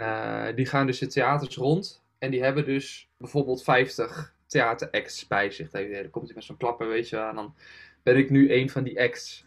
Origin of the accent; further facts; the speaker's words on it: Achterhoek, East Gelderland, Netherlands; Want ik had in de Achterhoek best wel veel, dus waar ik vandaan kom, zeg maar, ligt er voor de Achterhoek, helemaal Oost-Gelderland